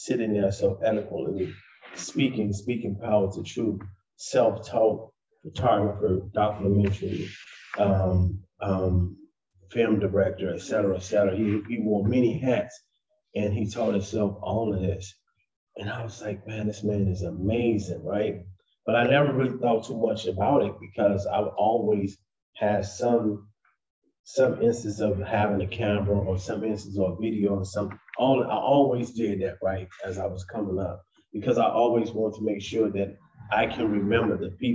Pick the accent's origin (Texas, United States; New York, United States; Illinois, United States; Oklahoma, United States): Illinois, United States; Chicago; I grew up in Chicago, Illinois